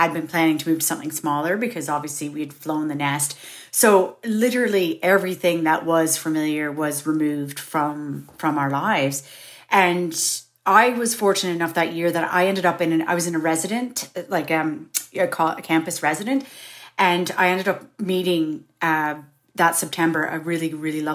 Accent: Kingston, Ontario, Canada; moved away as an adult; also born or lived in Toronto, Canada; now in Ireland; I'd left my hometown of Kingston, which is really small compared to Toronto.

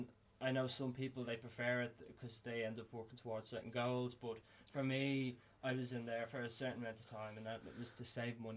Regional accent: Dublin, Leinster, Ireland; also born or lived in Australia; growing up in Drimna, it was all very much like tracksuits.

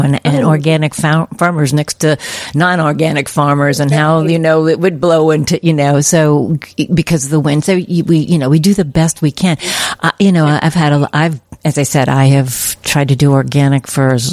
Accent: United States; also born or lived in Midwest; now in California, United States; I'm from the East Coast originally, in the Midwest

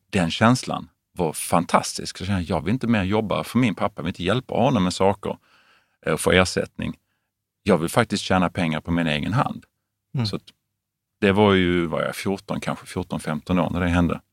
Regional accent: Veberöd, Skåne, Sweden; also born or lived in Lund / United States; uppvuxen i en familj med fem barn i ja. Veberöd

